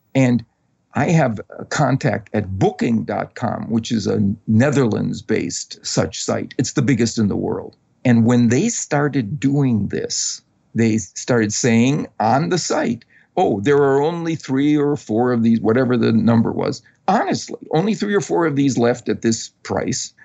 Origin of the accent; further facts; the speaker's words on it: Wisconsin, United States; I grew up in Wisconsin